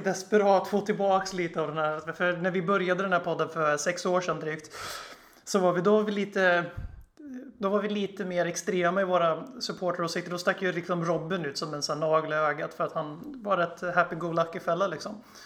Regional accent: Sweden; also born or lived in Eskilstuna; Vi är svenskar, vi sitter i Sverige

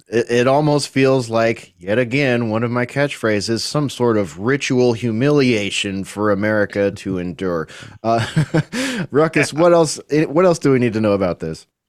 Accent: United States; As an American

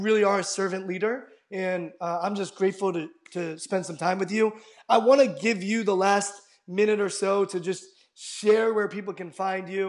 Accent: Washington, District of Columbia, United States; I grew up in Washington, D.C., and we actually have a decent Mormon population

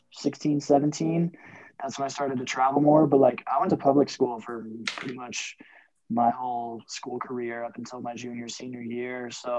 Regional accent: Telluride, Colorado, United States; now in Silverthorne, United States; Yeah, so I'm from Telluride, Colorado, which is a little town in southwest Colorado. And I was born and raised there. And I guess I still call that home today. I kind of live up in Silverthorne now in the wintertime, but yeah, Telluride's always going to be home.

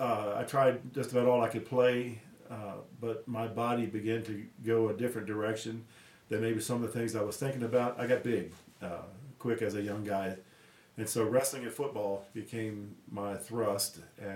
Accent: D.C. area, Maryland, United States; also born or lived in Roanoke, Virginia; now in Durango, United States; I was born and raised in Roanoke, Virginia. But as a, my dad was a contractor, and during that time, economy was bad. I had an uncle that was a pastor in Maryland, and was just wooing my mom and dad to move to the Maryland area, D.C. area, because the work was plentiful.

